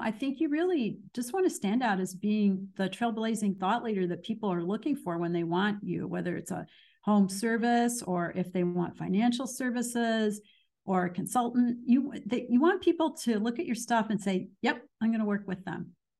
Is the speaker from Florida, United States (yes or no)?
no; Danville, Illinois, United States; moved away as an adult; also born or lived in Chicago, Illinois; now in US South; I am from Danville, Illinois